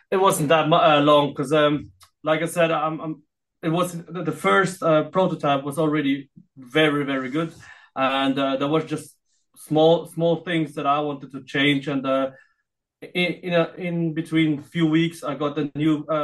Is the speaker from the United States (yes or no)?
no; Philippines; now in Austria; Even if I am in Austria, uh, but I still um, feel like uh, I'm Filipino as well